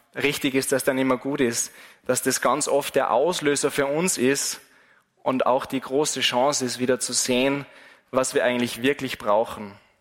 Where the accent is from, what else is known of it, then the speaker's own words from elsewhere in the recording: Wals-Siezenheim, Salzburg, Austria; von meiner Heimatgemeinde von Wals